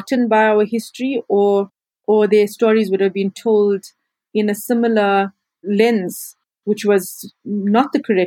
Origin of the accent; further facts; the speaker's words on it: Durban, KwaZulu-Natal, South Africa; also born or lived in Cape Town; my hometown of Durban in South Africa